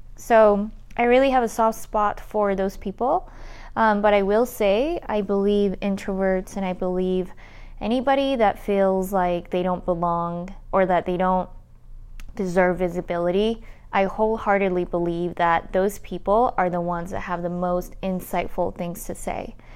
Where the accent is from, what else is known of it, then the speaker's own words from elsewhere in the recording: Utah, United States; also born or lived in Colombia; I grew up in uh, Utah. I am a daughter of Colombian immigrants. I'm an immigrant too